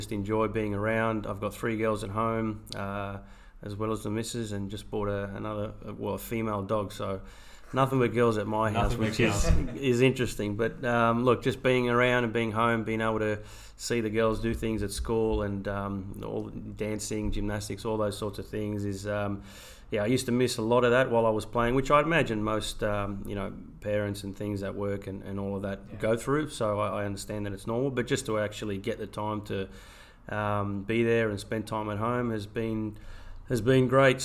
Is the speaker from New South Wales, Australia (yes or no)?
yes; Sydney, New South Wales, Australia; also born or lived in Netherlands / Belgium / Japan / United Arab Emirates; growing up in that area, not far from there